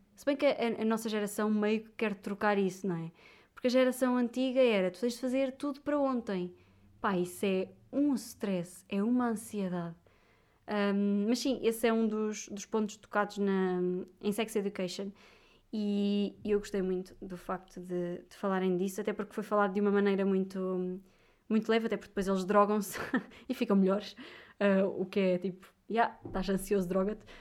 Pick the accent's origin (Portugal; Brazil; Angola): Portugal; Viseu, Centro; now in Lisbon, Portugal; eu sou de Viseu